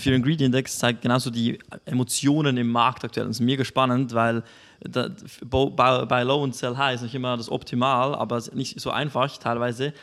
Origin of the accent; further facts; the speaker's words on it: Switzerland; bei uns in der Schweiz